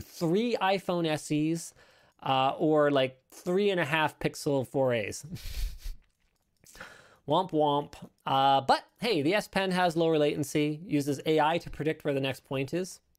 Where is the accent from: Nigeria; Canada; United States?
Canada; I'm Canadian